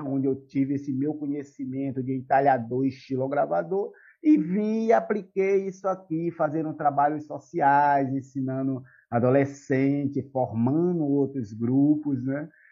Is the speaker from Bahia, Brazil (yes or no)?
yes; Salvador, Bahia, Brazil; moved away as an adult; now in São Cristóvão, Brazil; Sou da cidade de Salvador